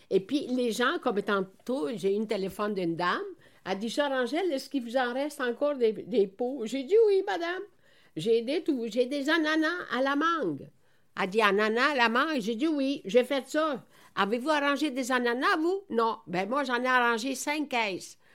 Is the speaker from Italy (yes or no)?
yes; Veneto, Italy; now in Quebec, Canada; moi, je suis née dans la Vénétie.